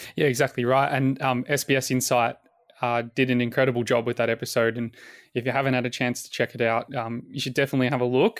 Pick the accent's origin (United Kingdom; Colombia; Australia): Australia; Williamstown, Victoria; the same suburb where Flynn and I both lived, uh, growing up in Williamstown